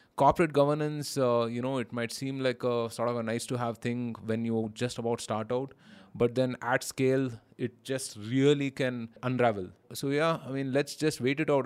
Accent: India; being an Indian

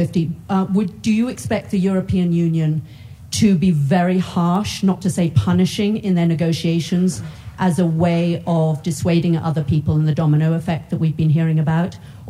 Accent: United Kingdom; moved away as an adult; now in United States; I am a British citizen

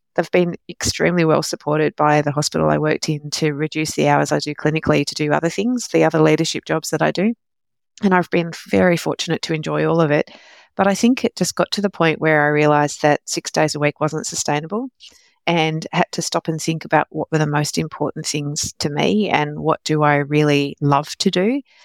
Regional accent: Australia; also born or lived in London, United Kingdom; I was born in London, but came to Australia when I was only a couple of years old

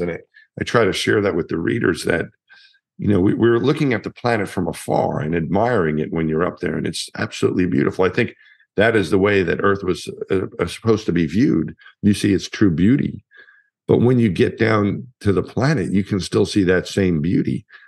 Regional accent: Franklin Square, New York, United States; I was from my hometown in, in Long Island, Franklin Square was the name of the town

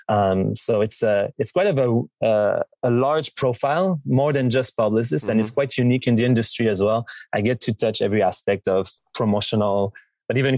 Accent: Montreal, Quebec, Canada; being from Montreal, growing up in Quebec

